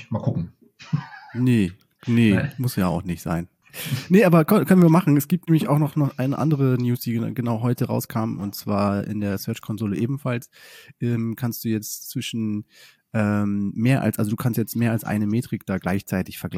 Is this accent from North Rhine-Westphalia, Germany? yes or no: no; Oldenburg, Lower Saxony, Germany; bei, bei Bremen, also das echte mhm. Oldenburg.